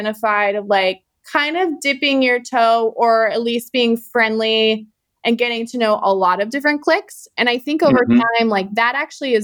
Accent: Youngstown, Ohio, United States; moved away as an adult; also born or lived in Sydney, Australia / San Francisco; I grew up in Northeast Ohio. I grew up in a town called, I grew up right outside of Youngstown, Ohio

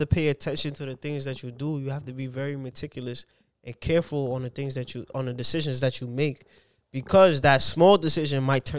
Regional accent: Grenada; We're Grenadian. She's my cousin.

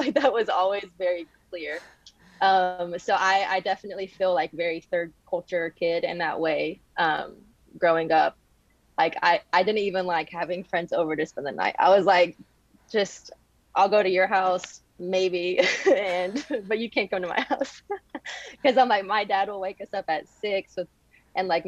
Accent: Jackson, Mississippi, United States; moved away as an adult; Jackson, Mississippi

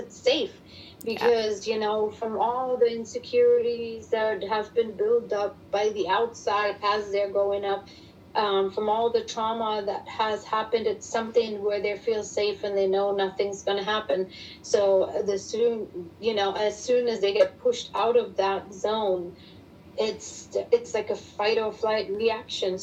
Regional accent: Germany; English is a second language; moved away as an adult; now in Texas, United States; me living over here, growing up in Germany, and English being my second language

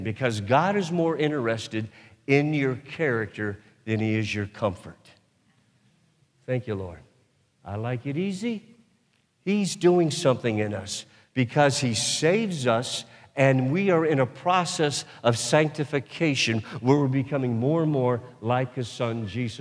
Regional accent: United States; I've been born and raised in the United States of America

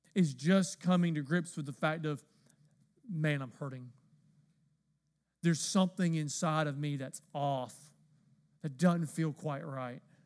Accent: the South, United States; I'm from the South

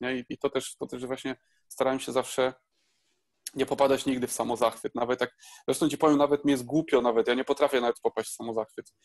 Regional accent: Poland; moved away as an adult; also born or lived in Bydgoszcz; Ja pochodzę ze wsi

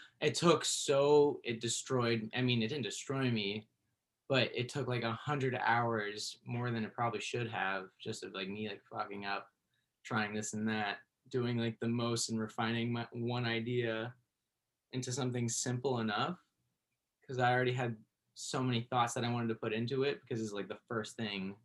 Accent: Berkeley, California, United States; I grew up in Berkeley

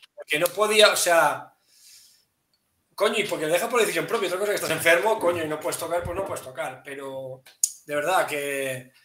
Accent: Spain; así somos españoles

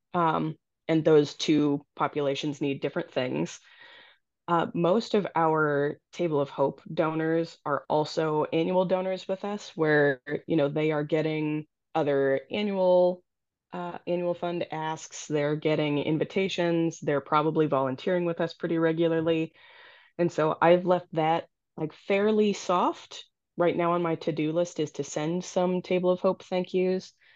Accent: Naperville, Illinois, United States; moved away as an adult; also born or lived in Iowa; now in Minnesota, United States; North Central College, which is a liberal arts institution down in Naperville, Illinois, which is my hometown

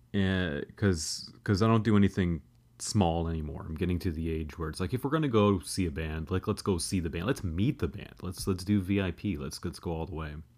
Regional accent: Canada; I'm a Canadian guy

